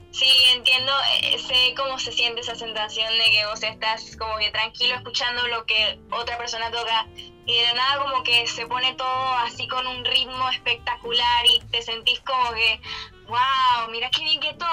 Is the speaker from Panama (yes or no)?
yes; Panama; Yo nací acá en Panamá y no, nunca me mudé fuera